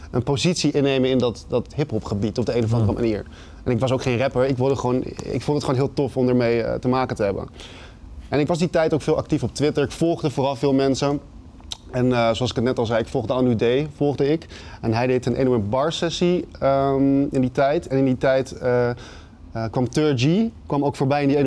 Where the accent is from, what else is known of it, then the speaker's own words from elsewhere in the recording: Amsterdam, North Holland, Netherlands; Nee, ik kwam uit Jordaan. Uit het oh. centrum kom ik.